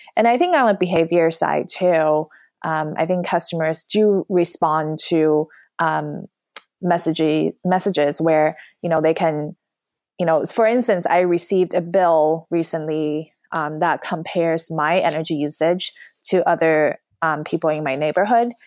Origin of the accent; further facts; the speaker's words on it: New York, United States; moved away as an adult; also born or lived in Los Angeles / San Francisco Bay Area; now in San Francisco, United States; I'm from New York